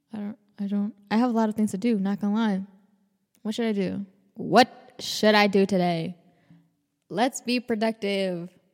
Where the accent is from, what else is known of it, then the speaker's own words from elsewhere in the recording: Atlanta, Georgia, United States; I was born in Atlanta, Georgia.